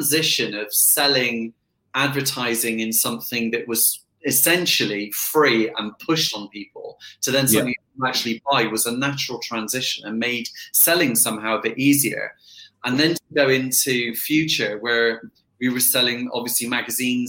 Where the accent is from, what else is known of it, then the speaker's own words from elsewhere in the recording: Bath, South West England, United Kingdom; also born or lived in Bristol; I was brought up in Bristol, moved to Bath very, very quickly